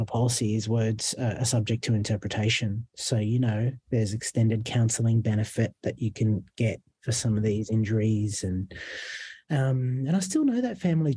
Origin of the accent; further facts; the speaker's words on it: Fairfield, New South Wales, Australia; I grew up in Fairfield